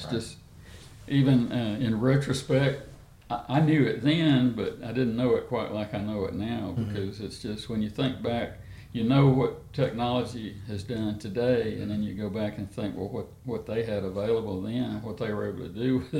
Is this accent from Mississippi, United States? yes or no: yes; Pearl, Mississippi, United States; now in Athens, Texas, United States; I'm from central Mississippi. I grew up in the Jackson, Mississippi area in a little town called Pearl, Mississippi.